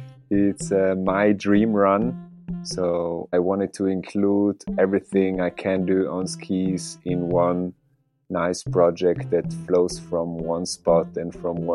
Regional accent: northern Italy, Italy; I'm from Northern Italy, born and raised here, basically.

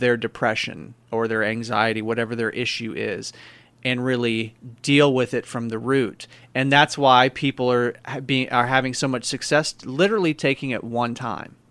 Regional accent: Missouri, United States; I'm from Missouri, man, so I have a lot of friends, family that hunt

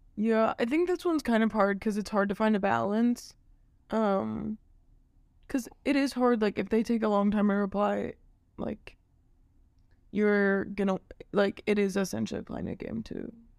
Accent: Maryville, Missouri, United States; I'm from Maryville

